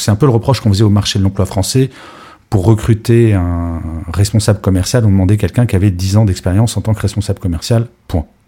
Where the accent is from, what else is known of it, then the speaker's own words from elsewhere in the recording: France; en tant que Français